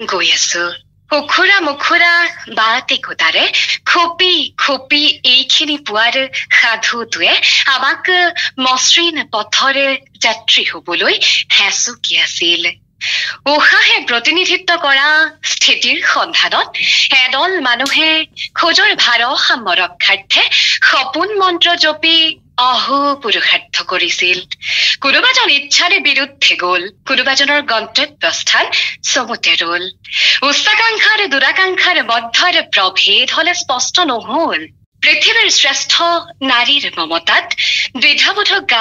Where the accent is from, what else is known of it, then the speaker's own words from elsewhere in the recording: Tinsukia, Assam, India; মোৰ ঘৰ তিনিচুকীয়াত মই উমেন্স কলেজ তিনিচুকীয়াৰ অসমীয়া বিভাগৰ স্নাতক দ্বিতীয় ষাণমাসিকৰ ছাত্ৰী